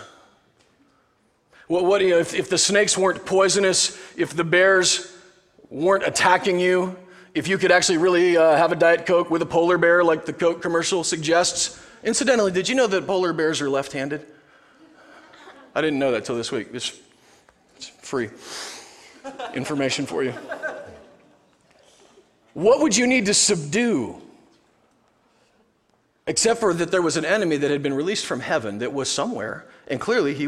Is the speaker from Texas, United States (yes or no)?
no; Nebraska, United States; I'm from Nebraska.